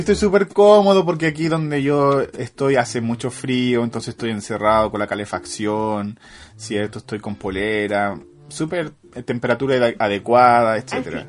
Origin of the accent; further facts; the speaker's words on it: Chile; moved away; also born or lived in England; vengo de Chile